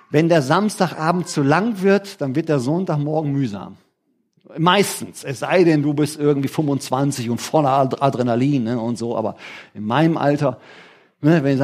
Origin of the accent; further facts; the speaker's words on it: Germany; Heißt für mich übersetzt als Deutscher, ich verdiene weniger Geld.